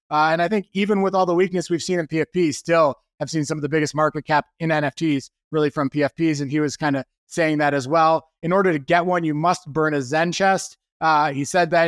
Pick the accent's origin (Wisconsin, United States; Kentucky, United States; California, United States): Wisconsin, United States; I'm from Wisconsin.